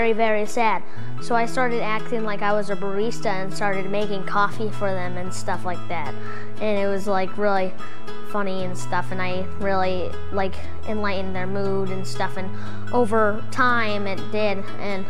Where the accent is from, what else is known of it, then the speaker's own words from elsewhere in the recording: Sandwich, Massachusetts, United States; I'm 11 years old. And I'm from Cape Cod, Sandwich, Massachusetts